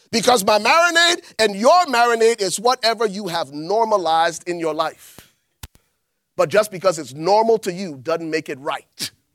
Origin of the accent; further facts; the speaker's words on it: Liberia; moved away; growing up in Liberia